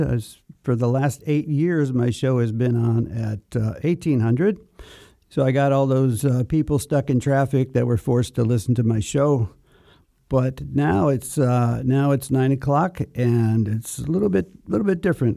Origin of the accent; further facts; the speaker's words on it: Chicago, Illinois, United States; moved away; Chicago, Illinois, my hometown. We grew up in Chicago at the same time